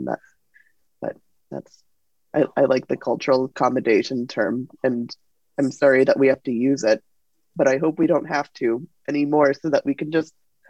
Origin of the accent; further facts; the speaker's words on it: United States; but as an American who is sort of so used to this